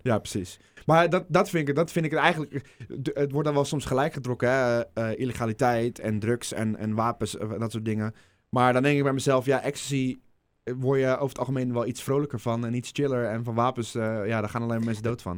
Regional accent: Netherlands; als Nederlander

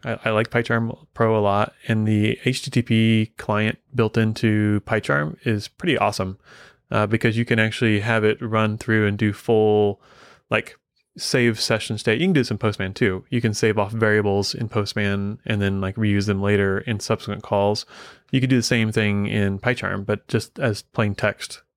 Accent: Midwest, United States; I grew up in the Midwest

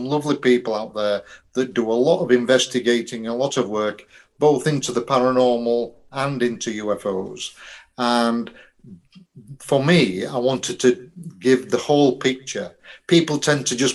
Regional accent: Yorkshire and the Humber, United Kingdom; I'm a Yorkshireman

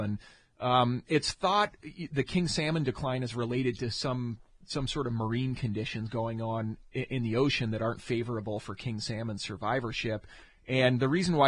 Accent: Maine, United States; moved away as an adult; also born or lived in upstate New York / California; now in Fairbanks, United States; I grew up in Maine

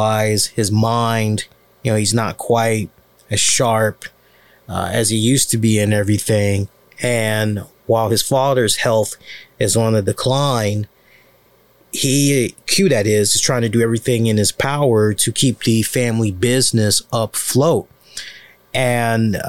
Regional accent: United States; as an American

